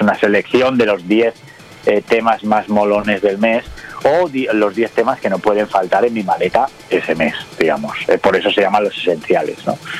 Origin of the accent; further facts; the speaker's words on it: Barcelona, Catalonia, Spain; aquí en Cataluña, yo soy de Barcelona